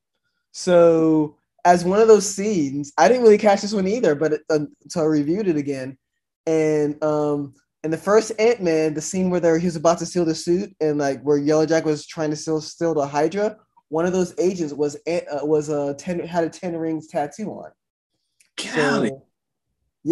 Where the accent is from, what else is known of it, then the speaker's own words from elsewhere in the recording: the South, United States; me growing up in the South